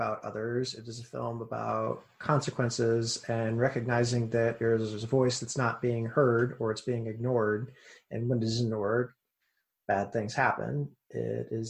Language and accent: English; Kansas, United States; I am from Kansas